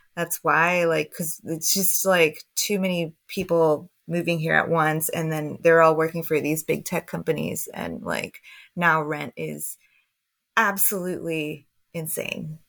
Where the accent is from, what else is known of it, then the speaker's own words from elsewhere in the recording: Houston, Texas, United States; I grew up in Houston, so I grew up with all that swish at house stuff